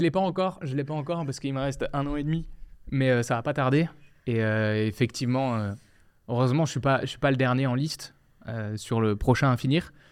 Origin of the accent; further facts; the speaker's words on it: France; moved away as an adult; also born or lived in Quebec; now in Quebec City, Canada; moi, en tant que Français